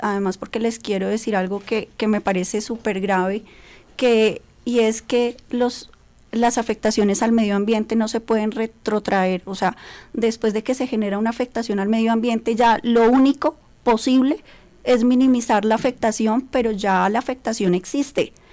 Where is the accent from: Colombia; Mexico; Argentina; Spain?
Colombia; como colombianos